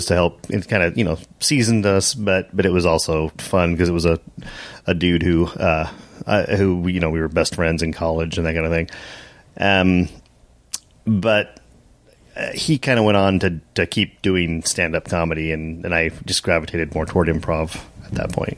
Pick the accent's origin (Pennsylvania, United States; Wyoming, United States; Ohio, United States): Wyoming, United States; Lusk; moved away as an adult; also born or lived in Seattle; I grew up in Lusk, Wyoming